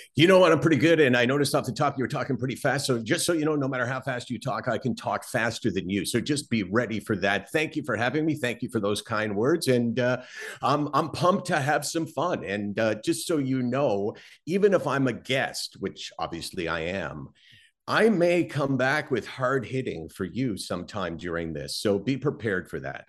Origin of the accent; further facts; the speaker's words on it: Toronto, Ontario, Canada; I grew up in Toronto